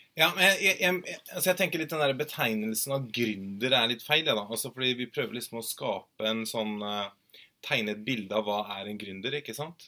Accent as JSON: {"language": "Norwegian", "town": "Moss", "region": "Østfold", "country": "Norway", "said": "jeg er fra Moss"}